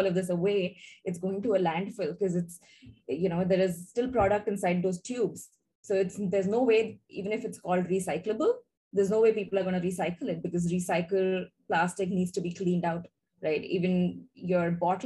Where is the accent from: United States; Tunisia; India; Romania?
India; moved away as an adult; now in Singapore; we are originally from India. We moved to Singapore in 2012